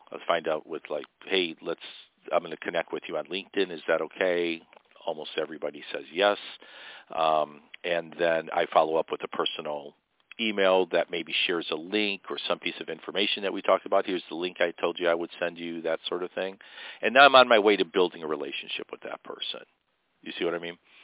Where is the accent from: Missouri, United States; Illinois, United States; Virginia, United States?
Illinois, United States; Chicago; I grew up on the South Side, and I lived in the Pullman area for a while, which is a historic area of Chicago